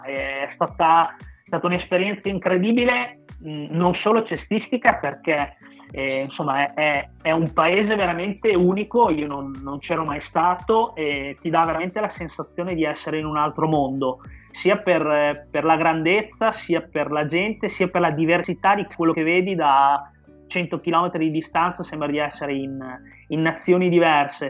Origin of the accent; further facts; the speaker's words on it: Bologna, Emilia-Romagna, Italy; io sono di Bologna